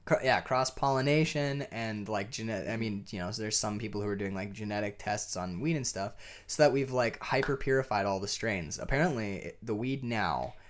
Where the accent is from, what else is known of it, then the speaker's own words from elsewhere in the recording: United States; I'm an American